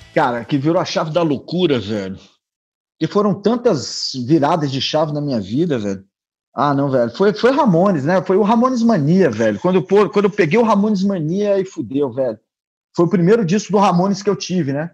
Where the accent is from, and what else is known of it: Brasília, Federal District, Brazil